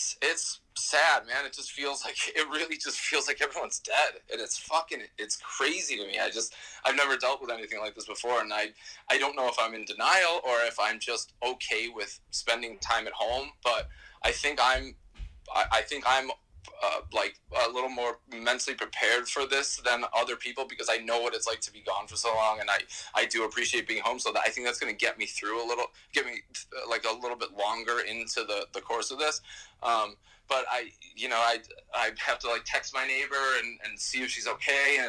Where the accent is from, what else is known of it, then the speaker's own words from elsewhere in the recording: New York, United States; as a New Yorker